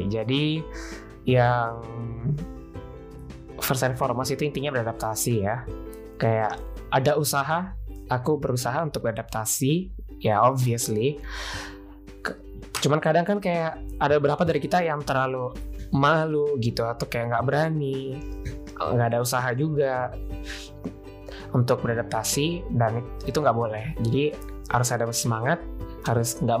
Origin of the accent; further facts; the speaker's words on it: Sulawesi, Indonesia; cuman karena aku juga dari Sulawesi aku dari Sulawesi